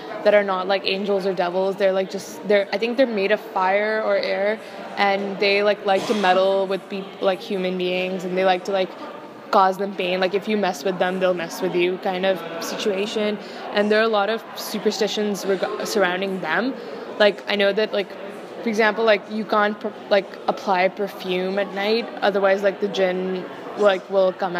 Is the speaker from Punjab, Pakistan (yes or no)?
yes; Lahore, Punjab, Pakistan; moved away as an adult; also born or lived in Dartmouth; now in Hanover, United States; I was born in Lahore, and I spent 18 years of my life there before coming to Dartmouth.